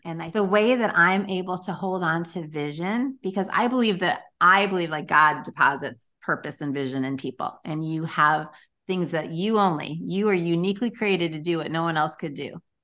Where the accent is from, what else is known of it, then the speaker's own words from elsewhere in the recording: Chicago, Illinois, United States; moved away as an adult; now in Florida, United States; I had been born and raised in Chicago